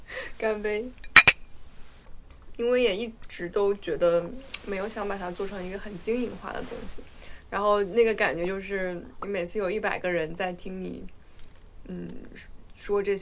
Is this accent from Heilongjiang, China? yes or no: no; Guizhou, China; 我是在贵州出生的，在贵州长大的。